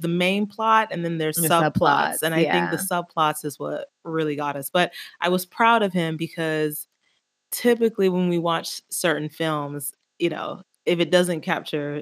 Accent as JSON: {"language": "English", "country": "Jamaica", "said": "I'm Jamaican"}